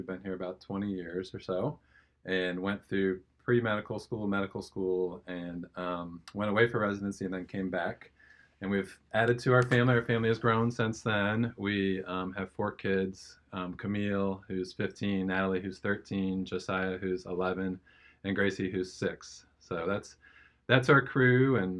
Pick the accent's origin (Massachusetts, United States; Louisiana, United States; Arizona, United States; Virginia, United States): Virginia, United States; Northern; moved away; I grew up in Northern Virginia, just outside D.C. Grew up in a great family. My parents, wonderful, and raised me in the faith. And I have three brothers.